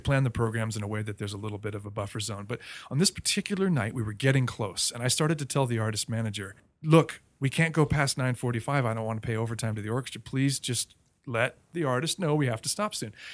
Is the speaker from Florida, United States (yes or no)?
yes; Melbourne, Florida, United States; moved away; I grew up mostly in Melbourne, Florida, a little town on the East Coast